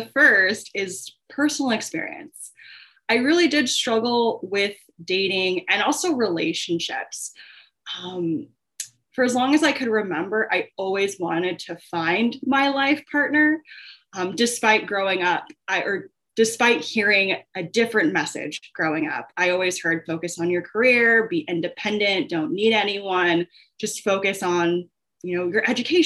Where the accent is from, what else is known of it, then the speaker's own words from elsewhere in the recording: Long Beach, California, United States; now in Chicago, United States; I am originally from Long Beach, California, but I now reside in Chicago, Illinois